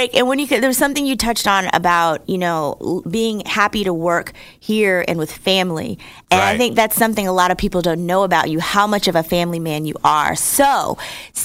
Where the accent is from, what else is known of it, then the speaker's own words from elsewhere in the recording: New Jersey, United States; now in Atlanta, United States; I'm from New Jersey originally.